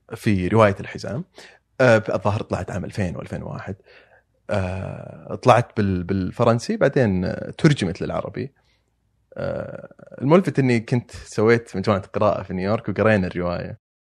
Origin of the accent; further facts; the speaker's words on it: Dhahran, Eastern Province, Saudi Arabia; moved away as an adult; also born or lived in Najran; now in New York, United States; عايش والد في الظهران